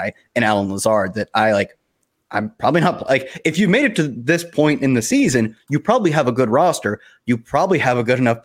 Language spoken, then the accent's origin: English; Ohio, United States; moved away as an adult; now in North Carolina, United States; I moved away from the Midwest and I'm going home for Christmas